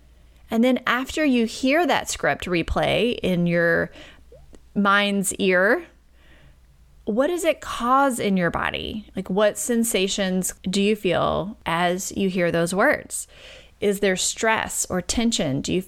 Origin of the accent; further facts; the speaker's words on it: Deep South, United States; and because I'm from the Deep South, I like to throw in obedient and selfless to the mix.